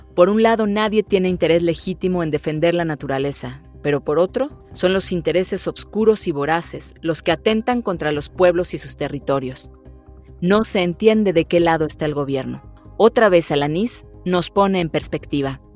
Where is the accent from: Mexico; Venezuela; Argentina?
Mexico; soy mexicana, soy actriz